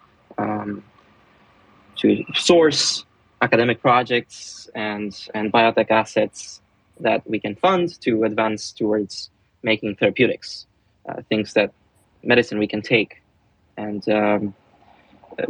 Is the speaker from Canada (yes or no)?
no; Romania; I'm from Romania